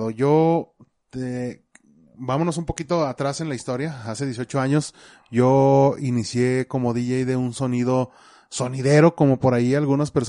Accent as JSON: {"language": "Spanish", "region": "Zacatecas", "country": "Mexico", "said": "somos de Zacatecas."}